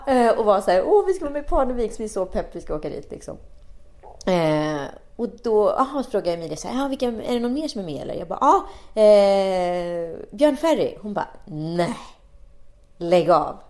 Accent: Sweden; vi svenskar

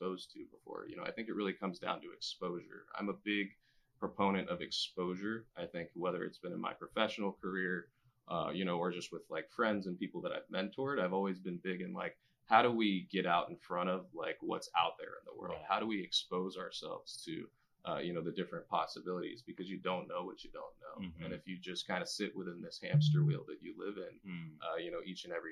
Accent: Key West, Florida, United States; moved away; I'm originally from Key West

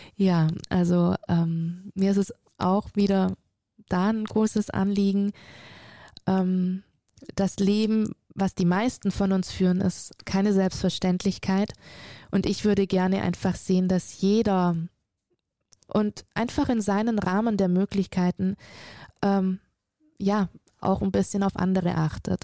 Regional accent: Friedrichshafen, Baden-Württemberg, Germany; also born or lived in Auletta, Italy; Und somit bin ich tatsächlich in Deutschland groß geworden, habe meine ganze Ausbildung hier genießen dürfen

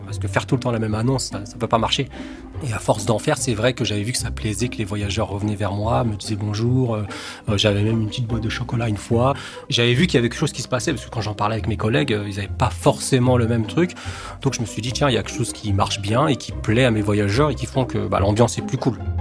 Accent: Colombes, Île-de-France, France; also born or lived in England; J'ai grandi à Colombes, dans le 92

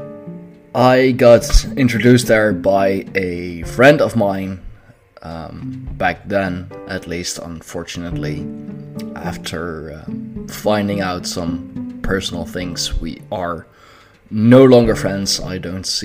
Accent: Netherlands; I am from the Netherlands

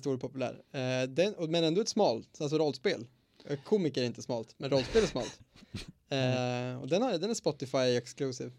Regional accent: Eskilstuna, Södermanland, Sweden; moved away; hemma i Eskilstuna

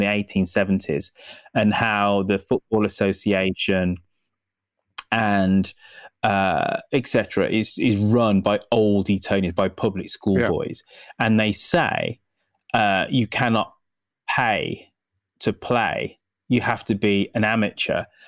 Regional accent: United Kingdom; as a Brit

